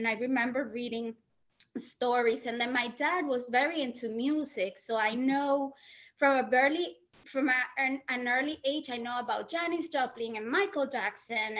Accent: Venezuela; also born or lived in Queens, New York, United States; now in New York, United States; I was born in New York, then I went back to Venezuela with my mother

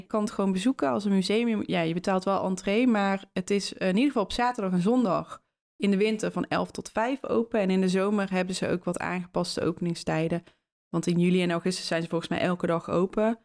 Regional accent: Netherlands; waren wij als Nederlanders overheerst door de Spanjaarden

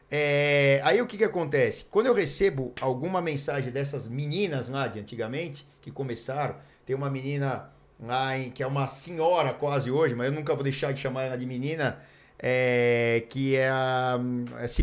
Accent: Curitiba, Paraná, Brazil; É, eu sou de Curitiba, eu vim aqui para São Paulo

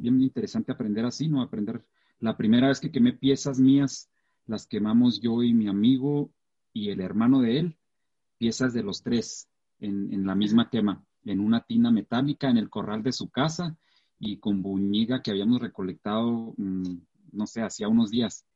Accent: Mata Ortiz, Chihuahua, Mexico; also born or lived in Santa Rosa, Chihuahua; Cuando nos mudamos a Mata Ortiz fue en el 1994, tenía 11 años.

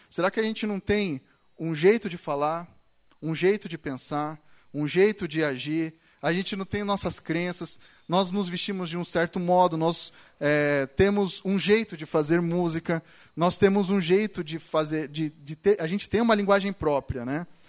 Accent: São Paulo, Brazil; now in Curitiba, Brazil; eu cresci na igreja, eu cresci na igreja, eu nasci na igreja, né, em São Paulo

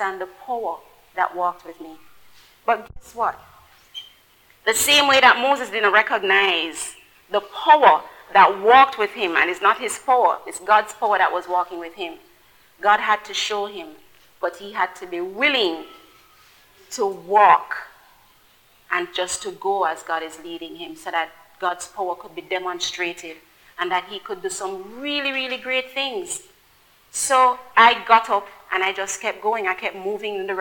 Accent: Kingston, Jamaica; I grew up in Nannyville Gardens

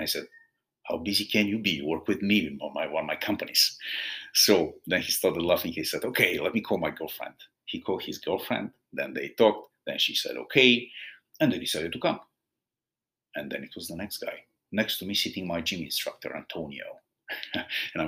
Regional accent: Bulgaria; moved away; I'm originally from Bulgaria

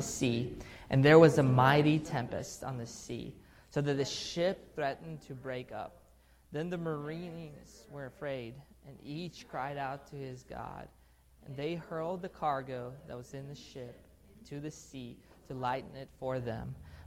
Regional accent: Pensacola, Florida, United States; also born or lived in Russia / Salem, Oregon; So I was born in Russia, raised in Russia, and then we moved from Russia to Salem for a couple years, Oregon, and then we end up in Pensacola

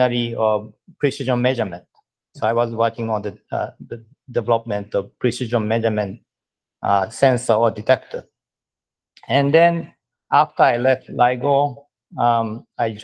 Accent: Sapporo, Hokkaido, Japan; moved away as an adult; also born or lived in Berkeley, California / Massachusetts / Los Angeles; now in Tokyo, Japan; I was born and raised in Japan. Actually, I came from Sapporo

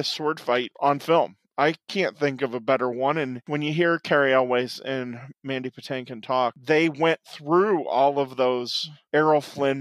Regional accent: Quincy, United States; where I grew up in Quincy

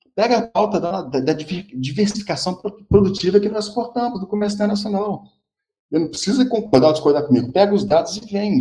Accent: Brazil; somos nós, brasileiros

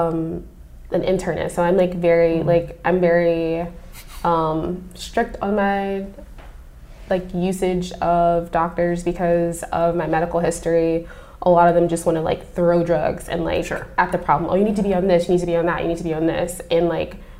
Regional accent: Midwest, United States; I'm from the Midwest

